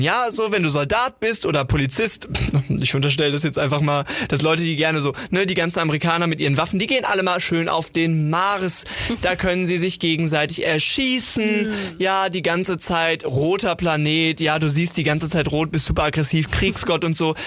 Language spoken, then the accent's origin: German; Sauerland, North Rhine-Westphalia, Germany; Wir haben ja letztes Mal schon über meine Heimat gesprochen, das geliebte Sauerland